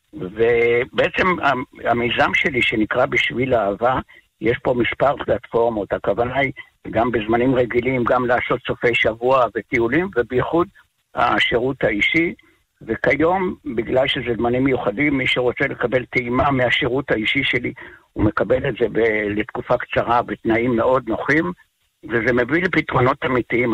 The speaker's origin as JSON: {"language": "Hebrew", "town": "Kvutzat Kinneret", "region": "Northern District", "country": "Israel", "also_born_or_lived": "moshav near Tiberias", "said": "אני במקור מקבוצת כנרת"}